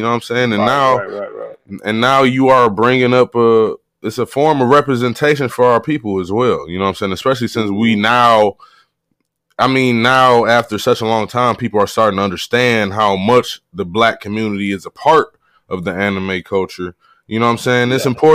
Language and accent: English; Cleveland, Ohio, United States; I'm a Clevelander. Mm-hmm. Always been from Ohio